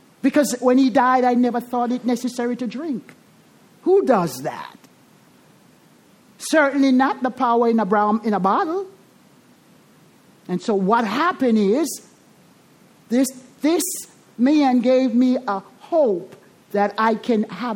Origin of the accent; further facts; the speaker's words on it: Jamaica; accent: Jamaican; I'm Jamaican